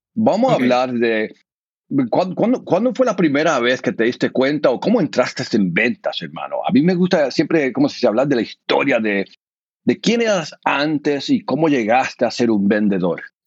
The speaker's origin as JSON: {"language": "Spanish", "country": "United States", "also_born_or_lived": "Argentina", "said": "yo soy de aquí, de los Estados Unidos, mi familia es de Puerto Rico"}